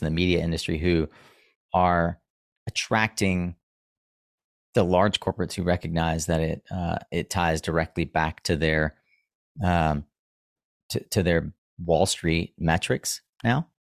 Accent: the Carolinas, United States; I'm from the Carolinas

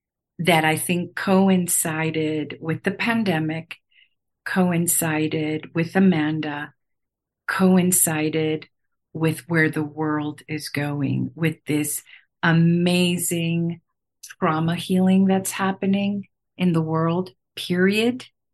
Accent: Chiang Mai, Thailand; born there; I said I was born in Chiang Mai, Thailand, which I never talk about.

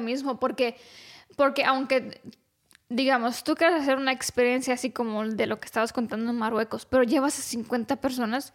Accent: Romania; yo que soy rumana

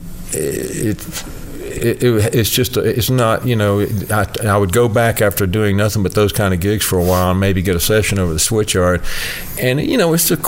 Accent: Augusta, Georgia, United States; now in Nashville, United States; I was from Augusta, Georgia, so I grew up in Georgia

